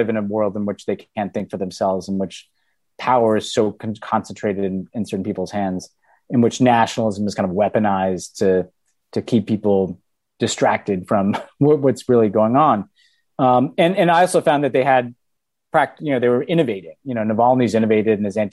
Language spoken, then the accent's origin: English; United States; I'm the American character.